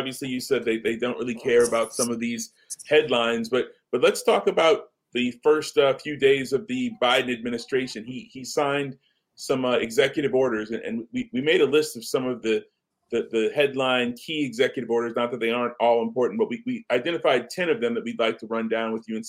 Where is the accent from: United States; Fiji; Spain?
United States; California; I'm a native Californian here.